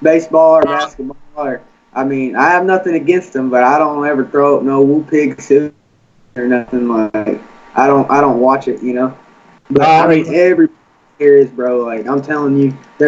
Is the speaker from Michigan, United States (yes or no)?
no; Cabot, Arkansas, United States; now in Searcy, United States; I'm from Cabot, Arkansas